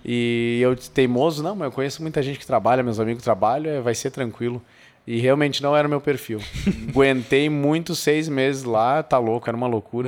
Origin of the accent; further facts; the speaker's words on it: the South, southern Brazil, Brazil; Sou lá do sul